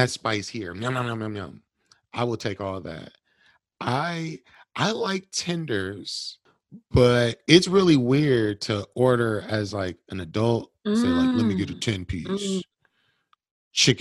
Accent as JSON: {"language": "English", "town": "Milwaukee", "region": "Wisconsin", "country": "United States", "tie": "born or raised there", "said": "I'm born and raised here too"}